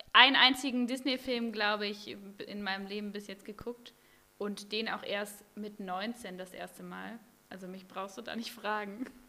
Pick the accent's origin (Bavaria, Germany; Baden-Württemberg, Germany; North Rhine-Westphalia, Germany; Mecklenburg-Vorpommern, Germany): North Rhine-Westphalia, Germany; now in Bremen, Germany; Ich bin ja in NRW aufgewachsen